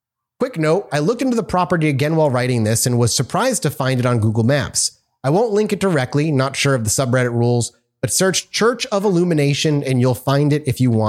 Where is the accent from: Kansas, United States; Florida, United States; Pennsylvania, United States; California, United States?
Pennsylvania, United States; I grew up around Monroe County in Northeast Pennsylvania, which has enough weirdness in and of itself.